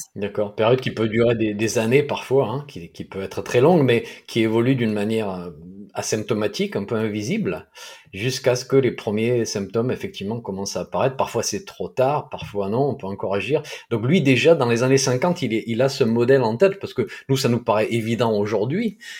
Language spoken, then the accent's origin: French; south-east France, France; accent: sud-est; mon accent du sud-est